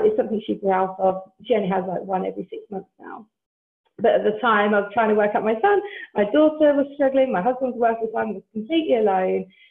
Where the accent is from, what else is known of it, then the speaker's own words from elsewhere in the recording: Essex, East of England, United Kingdom; moved away as an adult; now in South Wales, United Kingdom; I'm actually originally from Essex, but my husband and I decided to move um, to South Wales about six and a half years ago now.